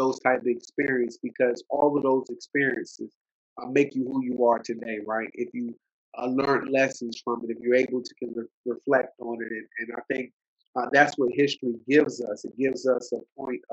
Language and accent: English; United States; born or raised there; also born or lived in Alexandria, Virginia / Silver Spring, Maryland / Norfolk, Virginia